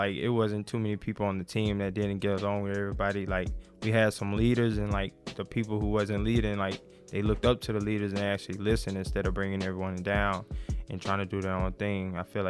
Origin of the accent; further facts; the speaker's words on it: New Albany, Mississippi, United States; also born or lived in Oxford, Mississippi; I was born in New Albany, Mississippi, away roughly around 35 to 40 minutes from Oxford, Mississippi. I grew up there. I lived there until I was in seventh grade.